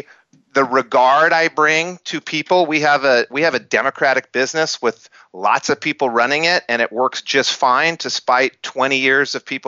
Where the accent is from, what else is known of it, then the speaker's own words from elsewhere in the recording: Albuquerque, New Mexico, United States; I grew up in Albuquerque, New Mexico, which isn't a mecca for entrepreneurship, in an era that didn't pump entrepreneurship through the media.